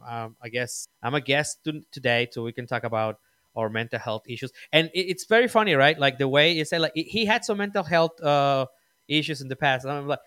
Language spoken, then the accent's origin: English; Mexico; moved away; also born or lived in United States; I grew up in Mexico. I was born in Mexico. I live a long time in the States too, but I grew up in Mexico.